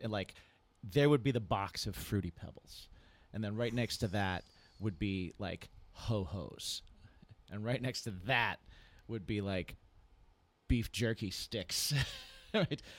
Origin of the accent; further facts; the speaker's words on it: Indiana, United States; also born or lived in New Hampshire; when I was growing up in Indiana, and even before that when I was in New Hampshire